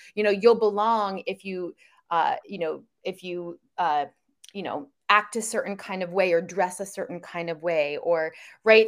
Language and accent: English; outside of New York, United States; moved away as an adult; now in California, United States; I grew up outside of New York